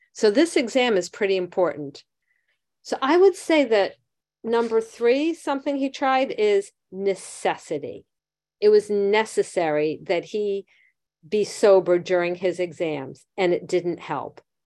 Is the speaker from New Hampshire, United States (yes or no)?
no; Miami Beach, Florida, United States; I grew up in Miami Beach.